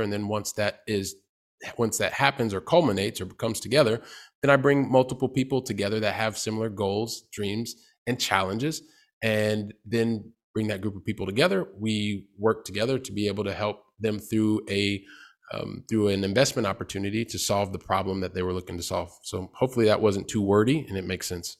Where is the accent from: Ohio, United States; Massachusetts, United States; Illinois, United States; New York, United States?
Ohio, United States; Columbus; moved away; I'm from Columbus, Ohio